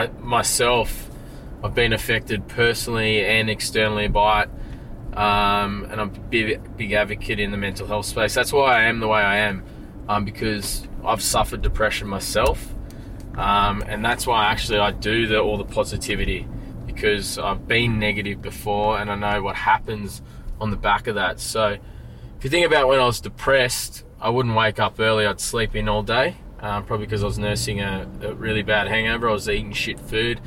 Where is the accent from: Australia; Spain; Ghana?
Australia; Narromine, New South Wales; I grew up in a small town called Narromine